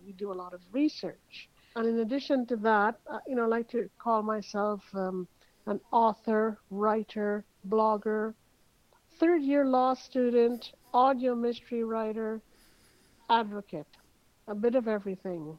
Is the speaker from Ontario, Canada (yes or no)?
no; Montreal, Quebec, Canada; moved away as an adult; now in Toronto, Canada; I am Canadian. I uh, grew up in Montreal, Canada. Quite a few years ago, I moved to Toronto because of the job market